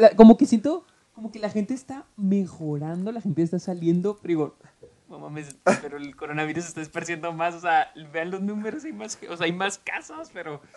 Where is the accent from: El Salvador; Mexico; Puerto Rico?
Mexico; moved away as an adult; now in United States; soy, mexicano, 100% mexicano